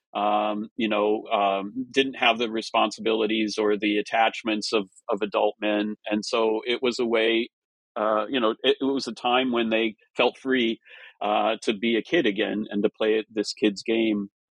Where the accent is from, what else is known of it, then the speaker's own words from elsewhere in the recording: Minnesota and Wisconsin, Midwest, United States; I grew up in the Midwest in Minnesota and Wisconsin.